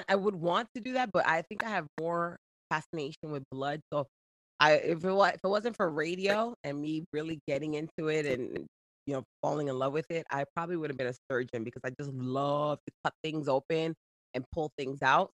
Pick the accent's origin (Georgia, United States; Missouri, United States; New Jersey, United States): New Jersey, United States; accent: Jersey; also born or lived in Boston; I was raised in Jersey